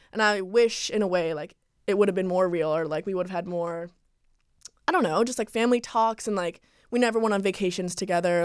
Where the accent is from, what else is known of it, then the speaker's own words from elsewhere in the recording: Calabasas, California, United States; also born or lived in New York; I lived here all my life, Calabasas